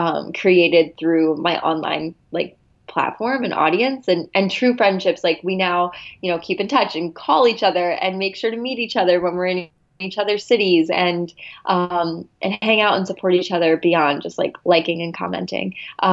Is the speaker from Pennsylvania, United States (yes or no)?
yes; Philadelphia, Pennsylvania, United States; now in Los Angeles, United States; I am from the Philadelphia area, but I recently just moved out to LA.